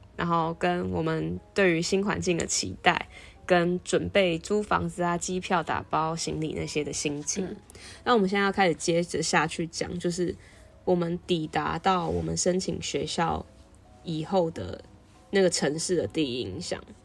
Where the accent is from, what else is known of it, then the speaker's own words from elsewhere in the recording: Taiwan; moved away as an adult; now in Chicago, United States; 他听到我的台湾来